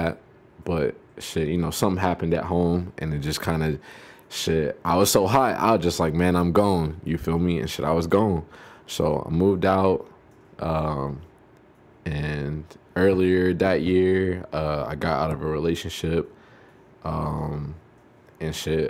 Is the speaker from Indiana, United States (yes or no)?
no; Savannah, Georgia, United States; I'm from Savannah, Georgia.